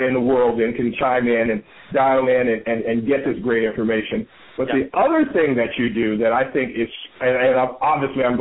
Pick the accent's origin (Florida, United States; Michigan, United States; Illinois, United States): Illinois, United States; Chicago; now in California, United States; I'm originally from Chicago, and I moved to California